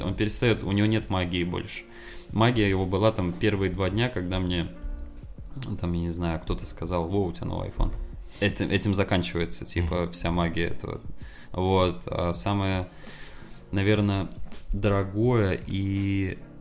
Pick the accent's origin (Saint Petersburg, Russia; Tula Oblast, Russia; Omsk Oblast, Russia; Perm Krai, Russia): Saint Petersburg, Russia; moved away as an adult; now in Moscow, Russia; А еще я сам из Питера